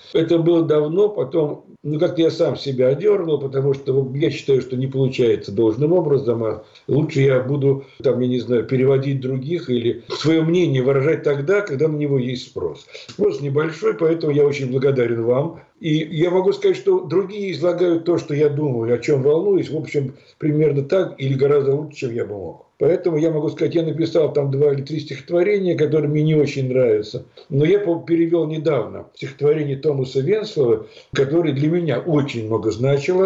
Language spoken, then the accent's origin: Russian; Moscow, Russia; moved away as an adult; now in Lithuania; Я москвич по рождению